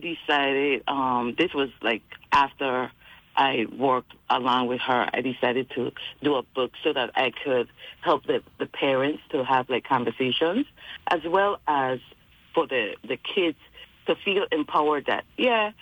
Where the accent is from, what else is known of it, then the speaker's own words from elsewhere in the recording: Charlotte Amalie, U.S. Virgin Islands; moved away as an adult; now in Fayetteville, United States; growing up in the Virgin Islands